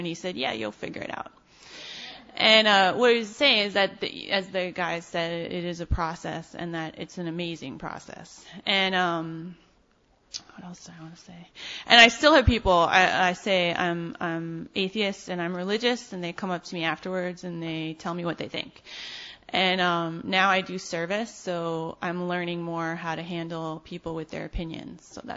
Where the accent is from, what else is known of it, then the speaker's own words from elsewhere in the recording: New York City, New York, United States; also born or lived in Ann Arbor, Michigan; I'm from Brooklyn